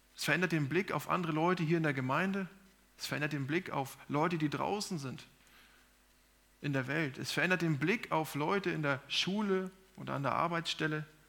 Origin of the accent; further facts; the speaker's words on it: Germany; sind wir in Deutschland oder in Europa geboren